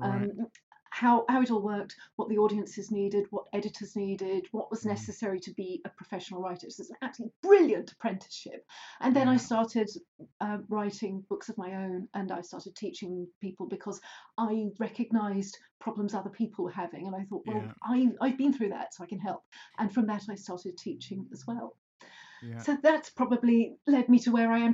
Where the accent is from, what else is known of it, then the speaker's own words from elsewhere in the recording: Cheshire, North West England, United Kingdom; moved away as an adult; also born or lived in London; I grew up in Cheshire in a small village